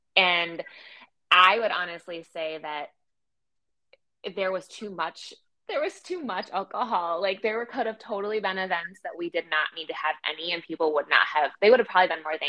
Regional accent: Wisconsin, United States; we're from Wisconsin

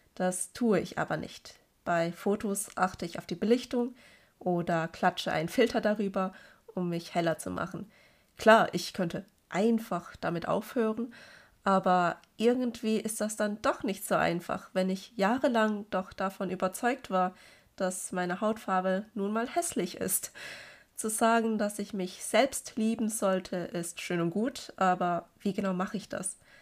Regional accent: Germany; obwohl ich Deutsch viel besser spreche als alle anderen Sprachen und hier geboren und aufgewachsen bin

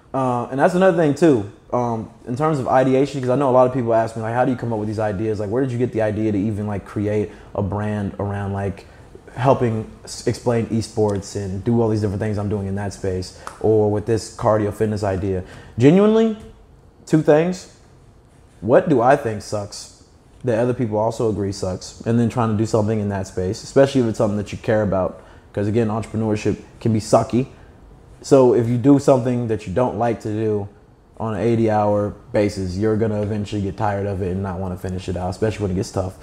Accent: Kentucky, United States; I'm from Kentucky

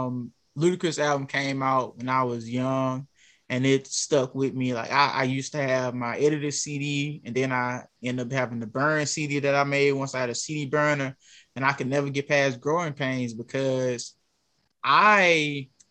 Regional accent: Alexandria, Louisiana, United States; I'm from Alexandria, Louisiana

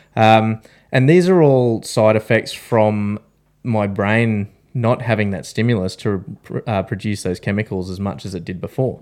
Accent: Australia; we're three Australian veterans

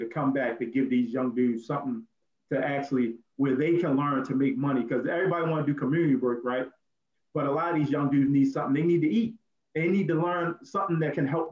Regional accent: Baltimore, Maryland, United States; I'm from Baltimore City

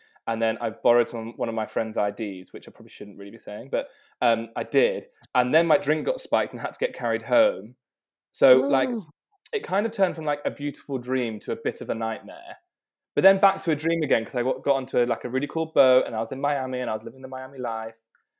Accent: South West England, United Kingdom; Yeah, so I am from South Devon, right on the water. So I've grown up kind of basically swimming in the water all the time and going out on boats.

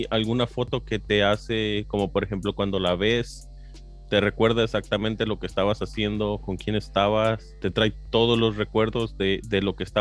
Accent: East Bay, California, United States; Sí, de aquí, del, este de la bahía.

